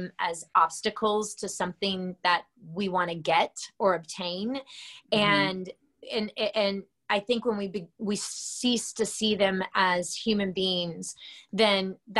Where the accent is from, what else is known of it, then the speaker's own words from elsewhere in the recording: Georgia, United States; moved away; my hometown in Georgia.